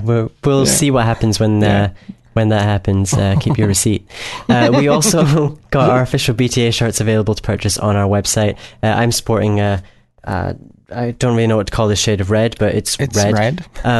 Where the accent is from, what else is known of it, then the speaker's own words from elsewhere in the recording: Scotland, United Kingdom; … from Scotland